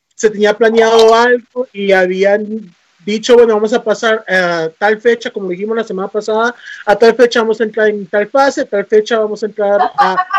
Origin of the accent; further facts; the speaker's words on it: Costa Rica; nosotros como costarricenses